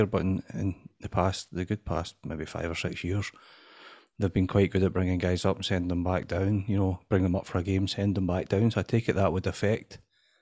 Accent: United Kingdom; being British doesn't sit right with me

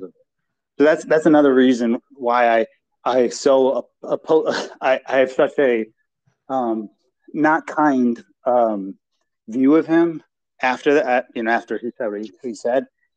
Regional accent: Romania; I'm proud to be Romanian

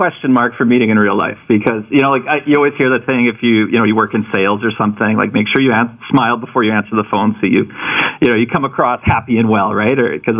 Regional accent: Gimli, Manitoba, Canada; my growing up in Gimli. I mean, it's a small town. I was born in 1980

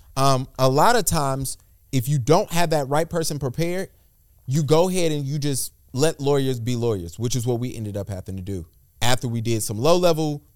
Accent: Charlotte, North Carolina, United States; I'm from Charlotte

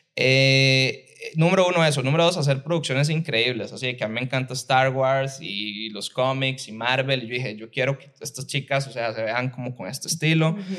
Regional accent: Liberia, Guanacaste, Costa Rica; yo soy de Liberia, de Guanacaste

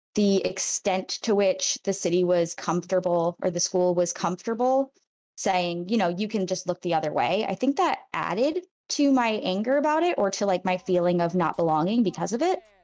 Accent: Rhode Island, United States; I'm from Rhode Island, which people don't think of being a conservative place, but it's very Catholic

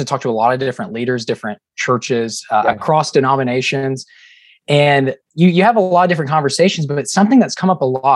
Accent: Chattanooga, Tennessee, United States; we're both from Chattanooga, Tennessee

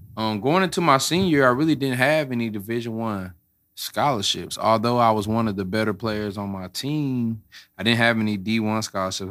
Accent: St. Louis, Missouri, United States; I'm from Saint Louis, born and raised, Florissant, grew up

